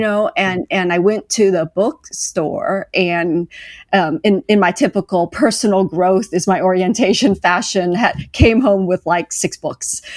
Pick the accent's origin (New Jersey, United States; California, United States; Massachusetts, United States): California, United States; now in Kansas City, United States; I'm currently, uh, based in Kansas City, Missouri, although I grew up in California